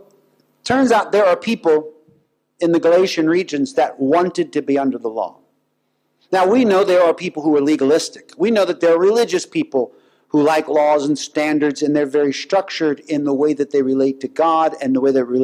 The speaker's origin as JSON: {"language": "English", "country": "United States", "said": "I'm an American"}